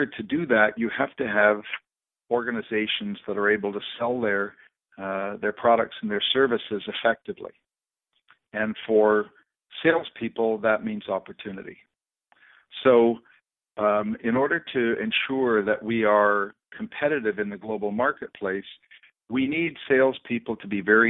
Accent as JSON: {"language": "English", "country": "Canada", "said": "As Canadians"}